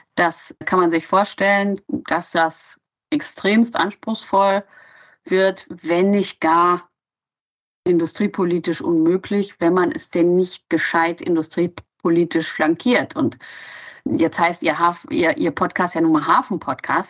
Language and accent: German; Solingen, North Rhine-Westphalia, Germany; now in Hamburg, Germany; Ich komme ursprünglich aus Solingen das ist die Stadt mit den scharfen Klingen